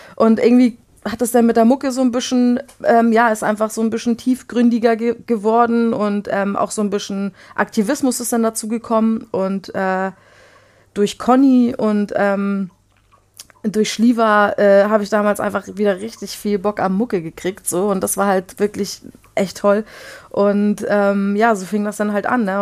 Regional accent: Flensburg, Schleswig-Holstein, Germany; also born or lived in Poland / Baden-Württemberg / Bavaria; wir sind äh, mit meiner Mutter 89 nach Flensburg gezogen und dort bin ich eigentlich auch aufgewachsen

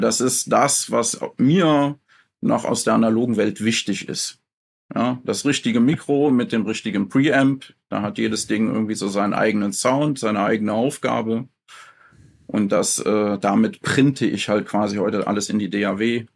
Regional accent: Mönchengladbach, North Rhine-Westphalia, Germany; moved away as an adult; now in Schaafheim, Germany; ich komme ursprünglich aus Mönchengladbach und bin umgesiedelt äh, nach äh, Aschaffenburg, Frankfurt, die Ecke. Schafheim heißt das Dorf

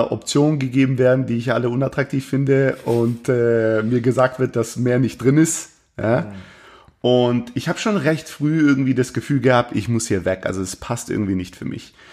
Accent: Baden-Württemberg, Germany; bin im Schwabenland groß geworden, aber ich hatte durchaus, äh, durchaus meine, meine Schwierigkeiten, meine kulturellen Schwierigkeiten mit dem Schwabenland.

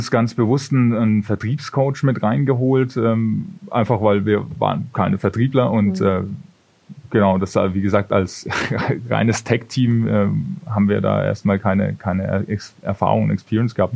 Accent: Bavaria, Germany; da hatten wir Konzerte bei uns in der Heimat, das ist aus der Gegend Würzburg, wo ich herkomme.

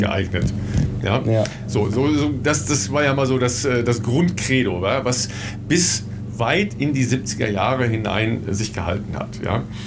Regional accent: near the Münsterland, North Rhine-Westphalia, Germany; im Münsterland, äh, nicht so weit entfernt von meiner Heimat

